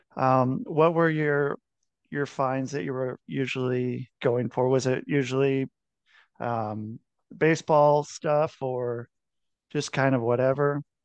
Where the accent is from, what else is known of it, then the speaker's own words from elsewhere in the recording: Cincinnati, Ohio, United States; moved away; also born or lived in Minneapolis; I was born in Cincinnati